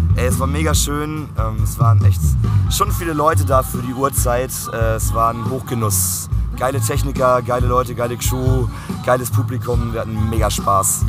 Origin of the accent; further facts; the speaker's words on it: Flensburg, Schleswig-Holstein, Germany; now in Berlin, Germany; Ich komme eigentlich aus Flensburg